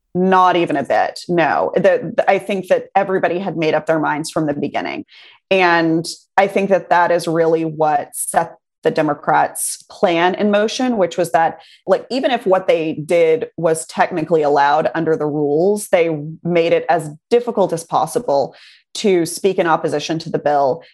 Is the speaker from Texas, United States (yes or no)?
yes; Texas, United States; I grew up in Texas I love this state. I live here now.